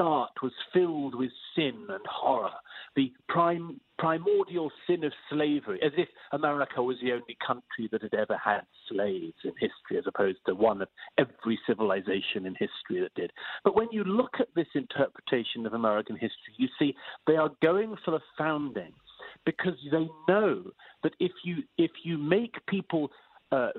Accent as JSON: {"language": "English", "country": "United Kingdom", "said": "I'm British by origin"}